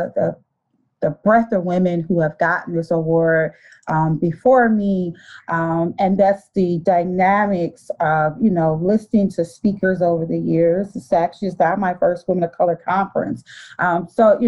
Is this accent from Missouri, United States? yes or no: no; Detroit, Michigan, United States; I was born and raised in Detroit, Michigan. Still live here.